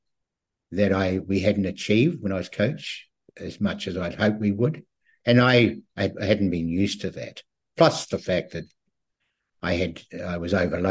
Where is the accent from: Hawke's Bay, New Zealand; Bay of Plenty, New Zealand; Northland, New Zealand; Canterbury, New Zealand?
Canterbury, New Zealand; Christchurch; moved away; also born or lived in Auckland; I was born and bred in Christchurch